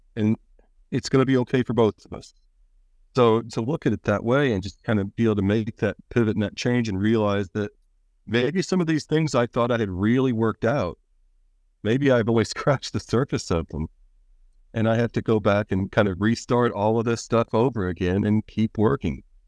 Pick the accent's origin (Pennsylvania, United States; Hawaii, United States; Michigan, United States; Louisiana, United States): Pennsylvania, United States; I'm from, uh, Pennsylvania and the United States